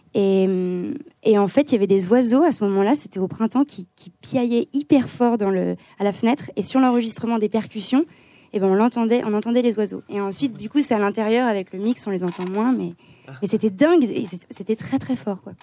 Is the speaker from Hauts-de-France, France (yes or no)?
no; Lyon, Auvergne-Rhône-Alpes, France; nous on vient de Lyon